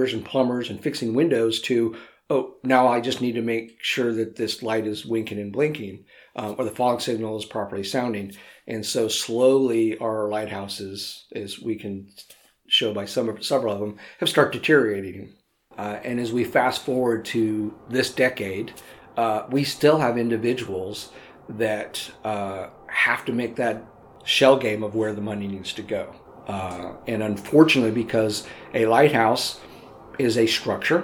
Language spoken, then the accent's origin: English; Southern California, United States; I grew up in Southern California